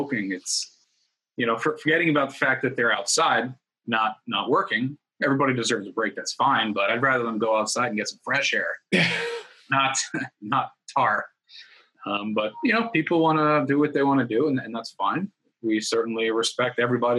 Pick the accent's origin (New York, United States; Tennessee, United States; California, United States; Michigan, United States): New York, United States; moved away as an adult; now in Florida, United States; we grew up in New York